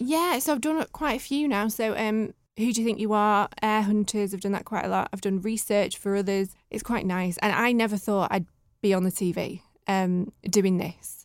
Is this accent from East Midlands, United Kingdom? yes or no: no; Bramhall, North West England, United Kingdom; also born or lived in Gatley / Stockport; I was born in Stockport in nineteen eighty-one. Well, I say Stockport. I was, I was born at Stepping Hill Hospital, but when we were younger, we lived in Gatley. And then from there, my mum and dad worked really, really hard and then got us a little house in, in Bramall